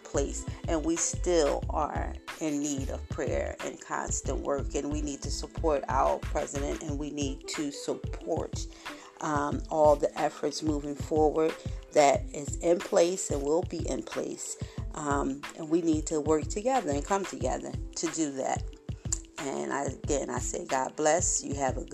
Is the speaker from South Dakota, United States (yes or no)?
no; Philadelphia, Pennsylvania, United States; born and raised in Philadelphia all my life, and I'm still here